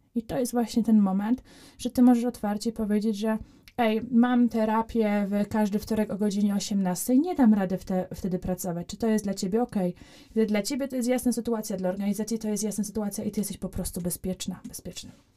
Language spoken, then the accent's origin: Polish; Poland; ja mówię, że jestem z Polski